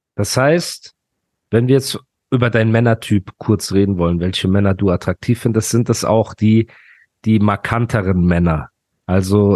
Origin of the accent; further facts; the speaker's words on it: Dubai, United Arab Emirates; ich komme ja aus Dubai